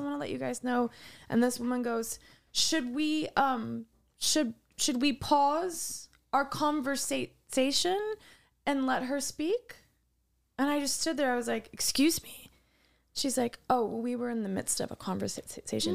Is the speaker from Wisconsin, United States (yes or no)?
yes; Wisconsin, United States; I'm from Wisconsin.